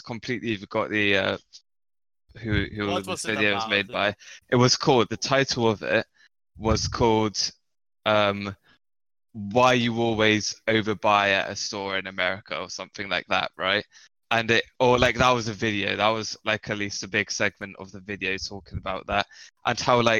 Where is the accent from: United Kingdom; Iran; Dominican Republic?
United Kingdom; England; I'm English